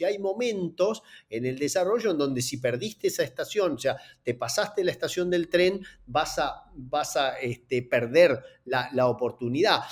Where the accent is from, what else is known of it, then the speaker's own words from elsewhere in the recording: Entre Ríos, Argentina; de donde soy oriundo, en, en Entre Ríos, allá por el año que nací